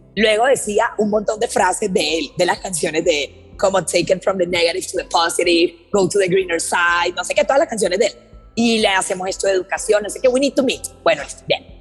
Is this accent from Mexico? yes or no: no; Colombia; yo tengo 24 años, vengo de Colombia